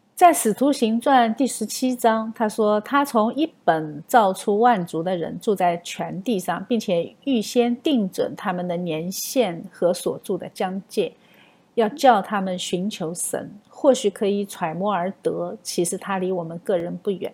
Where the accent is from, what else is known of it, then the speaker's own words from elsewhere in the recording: China; 我们中国人